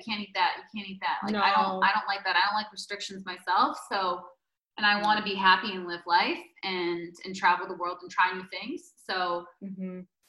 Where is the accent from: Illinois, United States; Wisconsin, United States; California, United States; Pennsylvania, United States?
Wisconsin, United States; Green Bay; I still have the pizza with ranch once in a while, you know, because, you know, I'm from Green Bay.